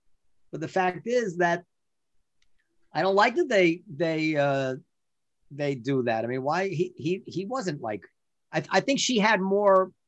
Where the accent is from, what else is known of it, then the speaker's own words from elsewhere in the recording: United States; as an American